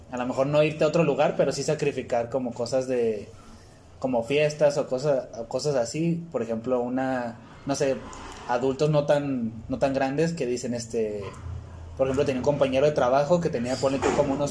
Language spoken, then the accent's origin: Spanish; Chihuahua, Mexico; pues en mi caso, pues de que me vine de Chihuahua para acá, y era como de que, bueno, pues a ver, a ver qué sale, ¿no?